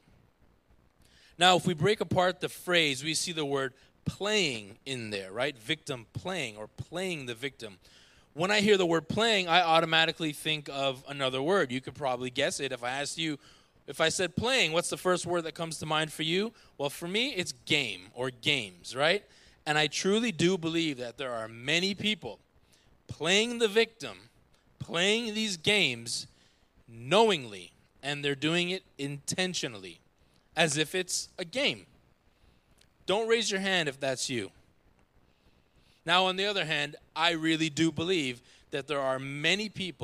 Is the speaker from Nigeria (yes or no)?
no; Jamaica; I'm a Jamaican.